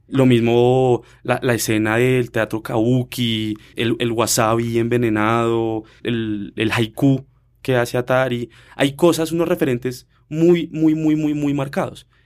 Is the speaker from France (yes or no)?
no; Colombia; nosotros como colombianos